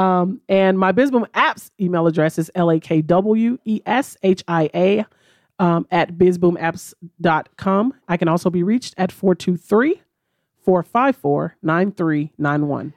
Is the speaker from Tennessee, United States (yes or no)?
yes; Memphis, Tennessee, United States; moved away as an adult; now in Chattanooga, United States; our home office is in Memphis. Like I said, that's my hometown